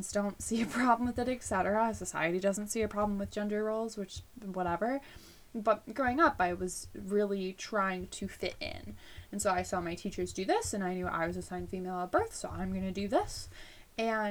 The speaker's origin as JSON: {"language": "English", "region": "Illinois", "country": "United States", "tie": "born or raised there", "said": "I was born in Illinois, so the Midwest, and I grew up with both my mom and my dad raising me."}